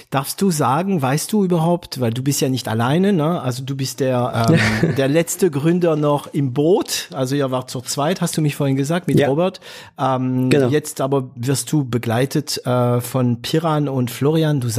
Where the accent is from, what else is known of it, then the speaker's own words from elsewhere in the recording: France; German is a second language; Für mich als Franzose klingt Drogerie immer sehr witzig.